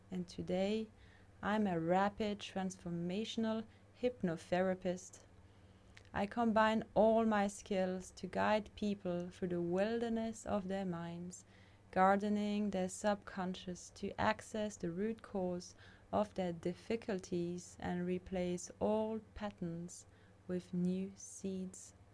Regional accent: Mauritius; moved away; also born or lived in France / Indonesia / Australia / Canada; I was born in France and I grew up on different islands like Mauritius and Bali and also Australia. I've also lived in Canada, I've traveled the world to study, meet people, learn, grow, and discover my potential in this lifetime.

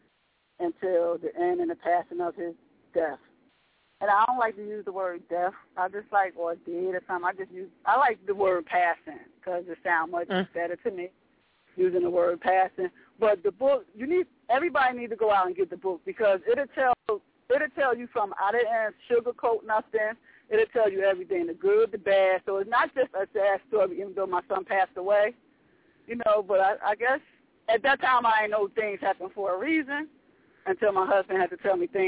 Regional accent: Northern New Jersey, United States; I was born and raised in Northern New Jersey

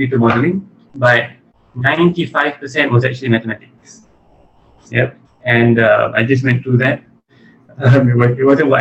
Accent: Kajang, Selangor, Malaysia; also born or lived in London, United Kingdom / Terengganu / Negeri Sembilan / Penang; I was born in Selangor

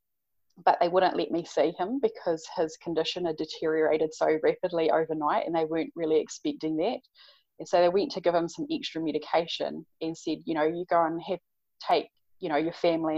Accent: Napier, Hawke's Bay, New Zealand; moved away; Hawke's Bay, which is where I'm from Napier

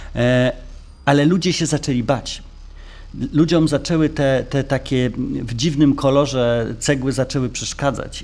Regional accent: Warsaw, Masovian Voivodeship, Poland; Ja jestem z Warszawy

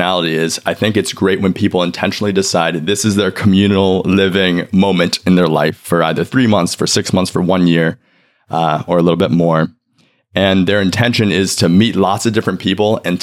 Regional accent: New York City, New York, United States; also born or lived in China; I was adopted from China by two dads. I grew up here in New York City.

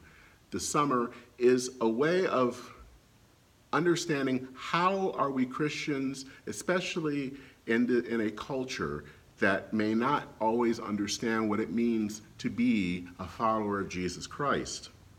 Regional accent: Flint, Michigan, United States; now in Minneapolis, United States; I'm from Michigan, from Flint to be exact, and I'm an hour in two directions to Canada.

